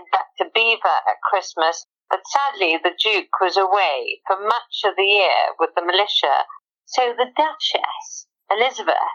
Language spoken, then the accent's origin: English; Wales, United Kingdom; being a Welsh farmer's daughter